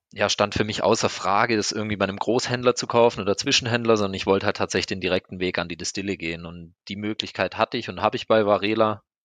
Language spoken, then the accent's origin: German; Black Forest, Baden-Württemberg, Germany; Ich bin im Schwarzwald aufgewachsen